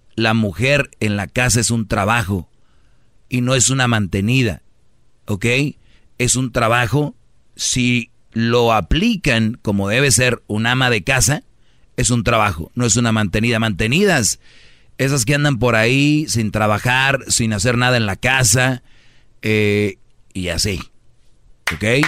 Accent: Monterrey, Nuevo León, Mexico; como buen regio lo prendemos nosotros el asador

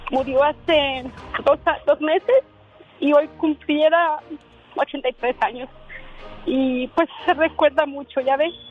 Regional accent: Jalostotitlán, Jalisco, Mexico; born there; Yo nací en un pueblito que se llama Jalos Cotitlán, Jalisco.

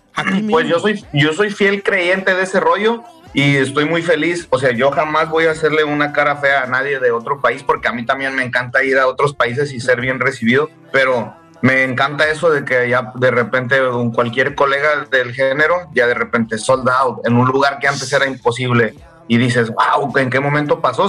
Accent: San Luis Potosí, Mexico; also born or lived in Monterrey; Ahí crecí, carnal, ahí en San Luis. Pero soy nacido en Monterrey y crecido

